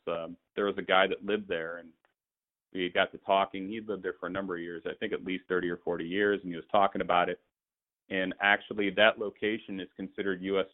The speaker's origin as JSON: {"language": "English", "region": "Indiana", "country": "United States", "moved": "as an adult", "lives_now": "Phoenix, United States", "said": "I was living in Indianapolis, and I'm I'm from Indiana"}